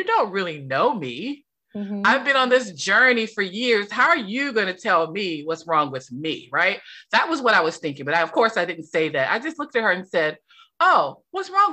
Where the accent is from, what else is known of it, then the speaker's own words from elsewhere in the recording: North Carolina, United States; moved away as an adult; also born or lived in Washington, D.C.; I was raised in a very small town in North Carolina. So I spent all of my years in North Carolina, small town